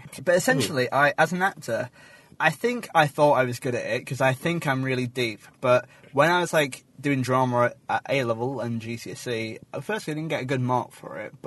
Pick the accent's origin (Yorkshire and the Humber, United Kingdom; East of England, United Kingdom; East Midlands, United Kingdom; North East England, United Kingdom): Yorkshire and the Humber, United Kingdom; moved away as an adult; now in Kent, United Kingdom; I come from Yorkshire